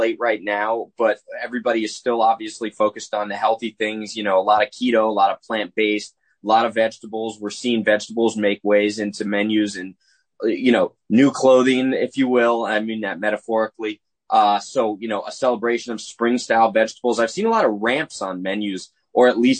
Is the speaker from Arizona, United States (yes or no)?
no; New Jersey, United States; moved away; I'm originally from Jersey